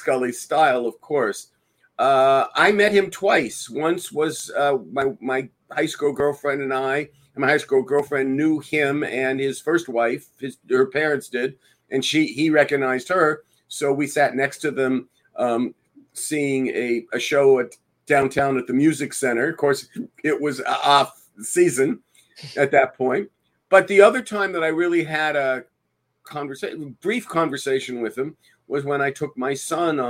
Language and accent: English; Los Angeles, California, United States; We're from Los Angeles